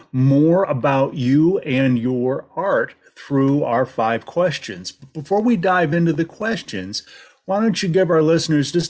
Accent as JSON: {"language": "English", "town": "Cleveland", "region": "Ohio", "country": "United States", "tie": "born or raised there", "also_born_or_lived": "Columbus, Ohio / Springfield, Ohio", "moved": "as an adult", "lives_now": "North Carolina, United States", "said": "I'm originally from Ohio as well. Born and raised in Cleveland, and then spent 7 years in Columbus"}